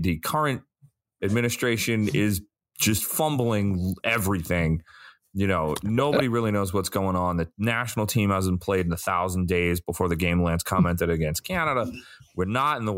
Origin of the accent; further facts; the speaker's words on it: Long Island, New York, United States; I grew up on Long Island